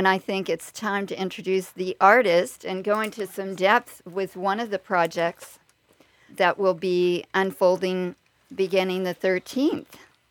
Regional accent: Texas, United States; I'm a Texan?

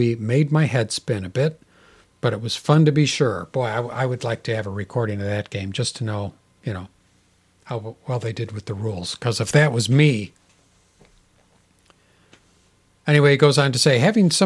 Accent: Kansas City, Missouri, United States; Kansas City, my hometown. I was born in Kansas City

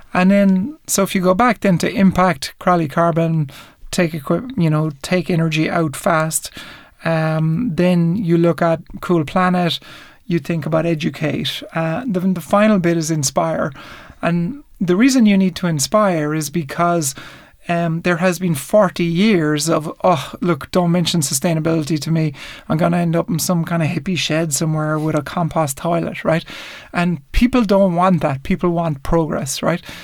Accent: Ireland; growing up in Ireland in the in the seventies and eighties

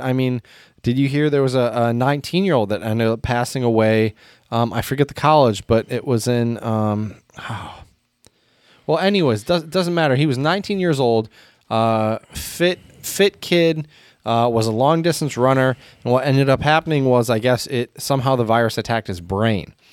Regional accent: United States; as an American

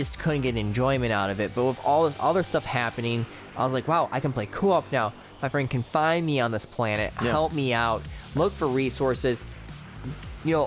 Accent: Michigan, United States; we're all from Michigan

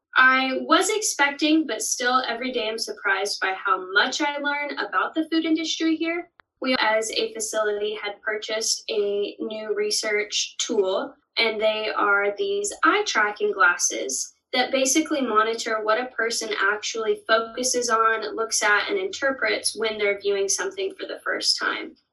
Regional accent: Denair, California, United States; moved away as an adult; now in Stillwater, United States; I'm originally from Denair, California, but after coming to OSU

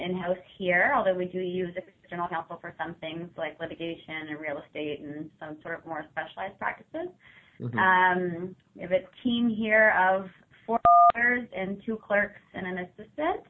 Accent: Ottawa, Ontario, Canada; I am originally from Ottawa. I grew up with just me and my mom.

